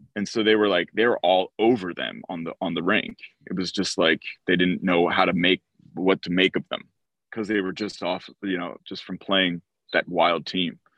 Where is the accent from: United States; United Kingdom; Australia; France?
United States; outside of Philadelphia, New Jersey; I grew up in South Jersey, outside of Philadelphia